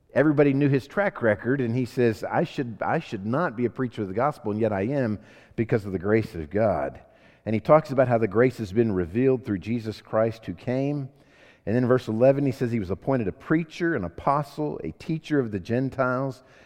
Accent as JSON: {"language": "English", "country": "United States", "said": "I'm an American"}